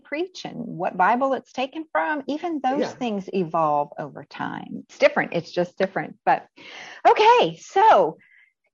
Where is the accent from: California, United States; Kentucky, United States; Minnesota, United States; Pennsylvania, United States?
Pennsylvania, United States; Northwestern; I grew up in Northwestern Pennsylvania, and I grew up around the Amish